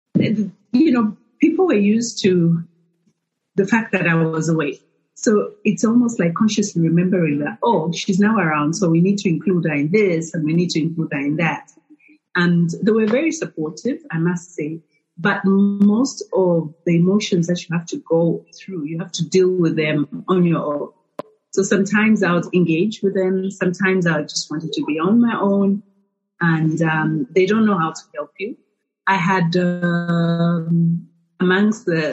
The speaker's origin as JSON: {"language": "English", "town": "Lusaka", "region": "Lusaka Province", "country": "Zambia", "tie": "born or raised there", "also_born_or_lived": "Ndola", "lives_now": "Lusaka, Zambia", "said": "I was born and raised in Lusaka. I moved to Ndola when I got married."}